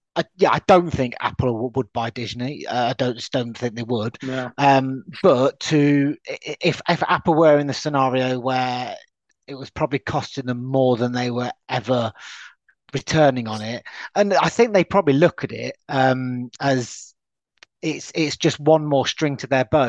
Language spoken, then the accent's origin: English; United Kingdom; as a UK citizen